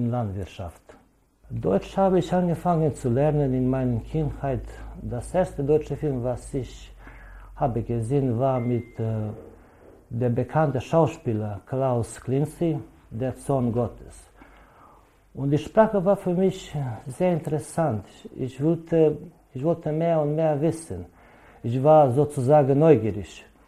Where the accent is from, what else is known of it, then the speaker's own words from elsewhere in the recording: Alibunar, Vojvodina, Serbia; German is a second language; ich komme aus Libunar